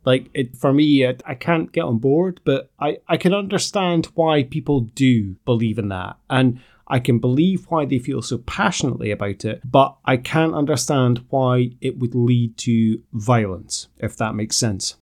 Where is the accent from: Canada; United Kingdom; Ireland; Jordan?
United Kingdom; Aberdeen, Scotland; I'm, I'm from Aberdeen